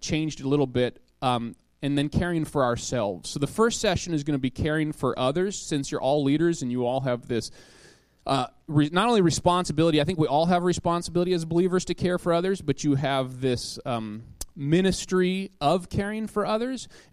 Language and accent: English; Minot, North Dakota, United States; moved away as an adult; now in Wisconsin, United States; I grew up in North Dakota. That's my home state.